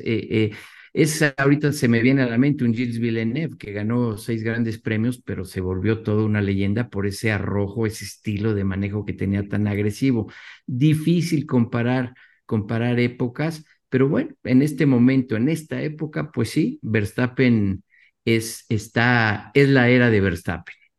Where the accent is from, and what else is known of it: Mexico